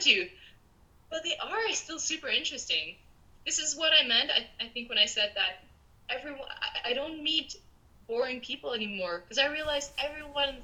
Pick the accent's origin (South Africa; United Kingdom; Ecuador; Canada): Canada; moved away; also born or lived in Peru; I'm Canadian